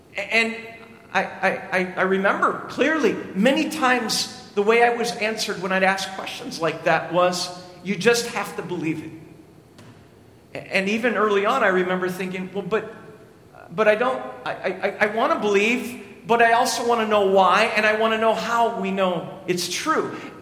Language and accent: English; Lester Prairie, Minnesota, United States; I grew up in Lester Prairie, Minnesota, population of 1,003